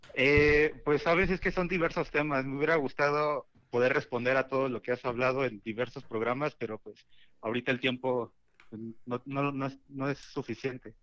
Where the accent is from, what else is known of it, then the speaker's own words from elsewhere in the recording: Mexico City, Mexico; Del oriente de la ciudad